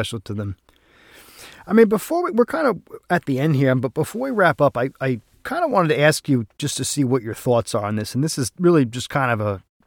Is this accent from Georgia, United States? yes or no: no; New York, United States; accent: New York; I'm like five generations living here, and he didn't even recognize my accent as being a New York accent.